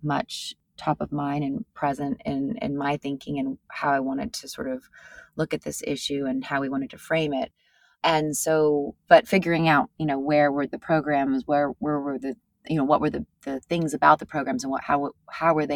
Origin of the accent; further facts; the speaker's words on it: California, United States; now in New York, United States; I grew up in California